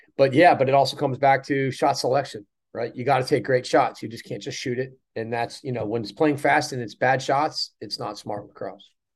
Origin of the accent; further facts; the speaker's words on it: Providence, Rhode Island, United States; my hometown of Providence, Rhode Island